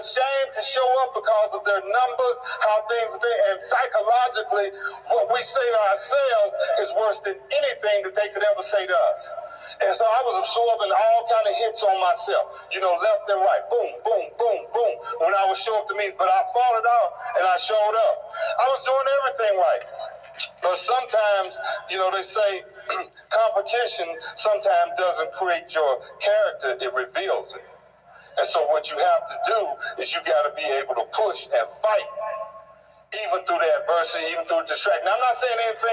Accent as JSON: {"language": "English", "town": "East St. Louis", "region": "Illinois", "country": "United States", "tie": "born or raised there", "said": "I grew up in East St. Louis, Illinois"}